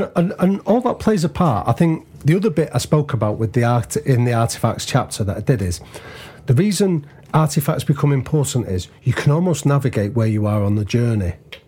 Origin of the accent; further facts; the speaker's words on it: Liverpool, North West England, United Kingdom; I'm Liverpool first, then I'm English.